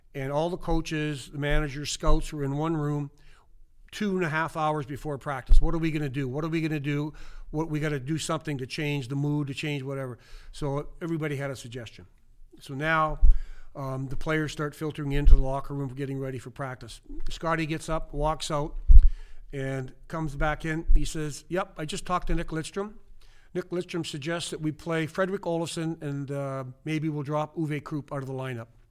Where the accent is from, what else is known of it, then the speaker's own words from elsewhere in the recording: Kindersley, Saskatchewan, Canada; moved away; in my hometown of Kinder City, Saskatchewan, forty-five hundred people, small town in the middle of nowhere